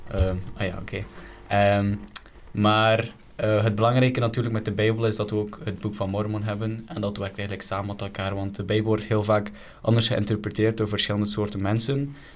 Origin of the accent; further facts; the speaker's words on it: Belgium; omdat ik ook van België ben, van Europa